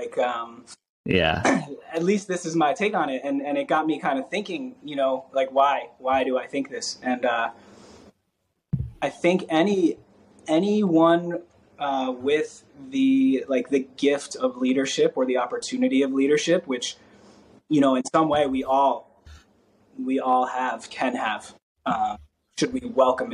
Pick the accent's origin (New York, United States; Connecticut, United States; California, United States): New York, United States; New York City; I grew up in New York